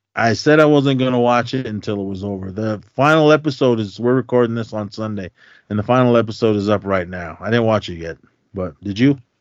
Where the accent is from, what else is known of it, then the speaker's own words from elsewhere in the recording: Oakland, California, United States; we had growing up in Oakland.